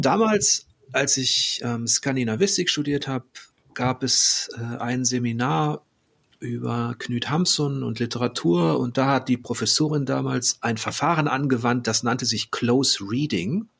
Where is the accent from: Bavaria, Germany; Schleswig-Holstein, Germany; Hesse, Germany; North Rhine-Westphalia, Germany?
North Rhine-Westphalia, Germany; Ich, ich komme da so aus der Ecke.